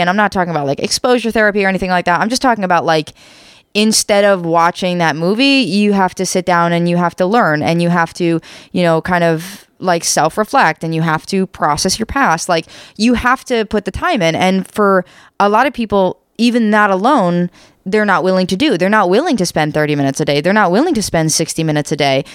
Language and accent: English; United States; we're American, in case you can't tell